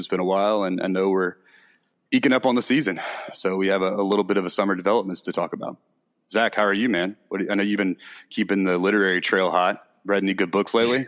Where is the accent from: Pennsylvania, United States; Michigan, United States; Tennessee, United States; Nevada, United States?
Tennessee, United States; Memphis; I'm from Memphis